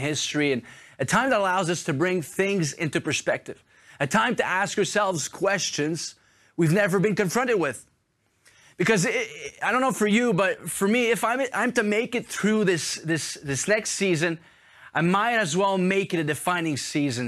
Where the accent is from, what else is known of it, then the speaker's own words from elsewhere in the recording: Montreal, Quebec, Canada; now in Paris, France; I'm originally from Montreal, so it's such a privilege for me to be in my hometown